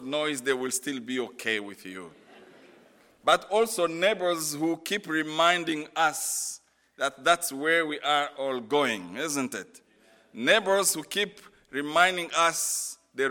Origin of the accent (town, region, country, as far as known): DR Congo